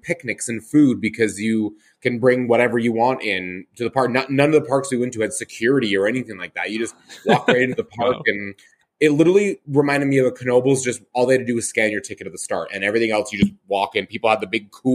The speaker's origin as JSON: {"language": "English", "town": "Calgary", "region": "Alberta", "country": "Canada", "tie": "born or raised there", "said": "my hometown, Callaway Park"}